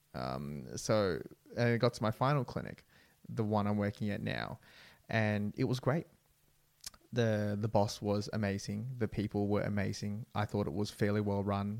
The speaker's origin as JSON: {"language": "English", "country": "Australia", "said": "I am Vietnamese Australian. My parents are from Vietnam"}